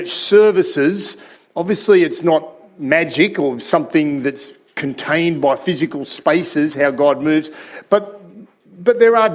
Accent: Sydney, New South Wales, Australia; that community that I was growing up in Sydney

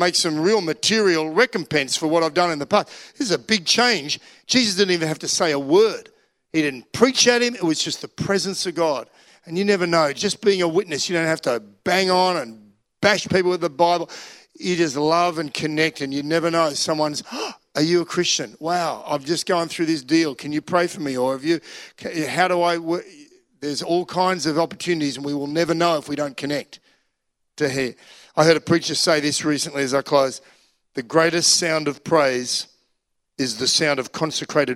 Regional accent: Australia; I'm Australian

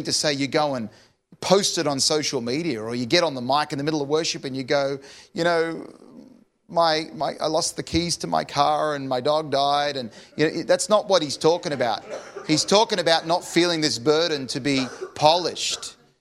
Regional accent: Sydney, New South Wales, Australia; I'm from Sydney

